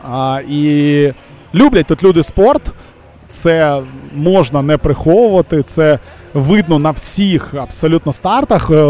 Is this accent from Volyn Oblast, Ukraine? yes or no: yes; Volyn Oblast, Ukraine; Саша, представниця моєї рідної Волині.